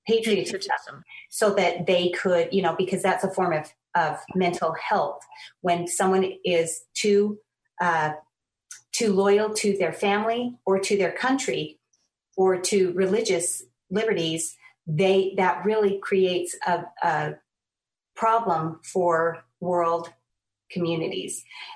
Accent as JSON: {"language": "English", "country": "United States", "said": "as an American."}